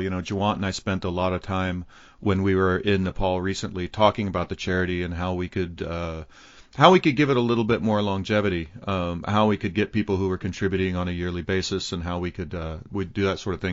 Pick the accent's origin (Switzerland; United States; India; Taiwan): United States; as an American